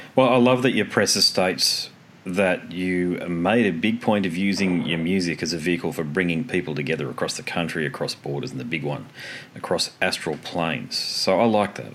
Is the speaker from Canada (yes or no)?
no; Australia